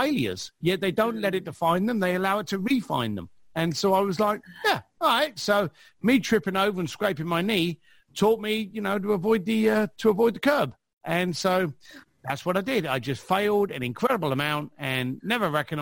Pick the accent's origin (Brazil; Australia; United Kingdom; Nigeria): United Kingdom; London; I was a bricklayer from East London.